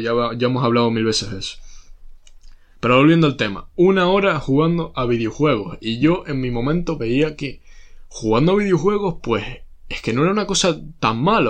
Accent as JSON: {"language": "Spanish", "country": "Spain", "said": "somos españoles"}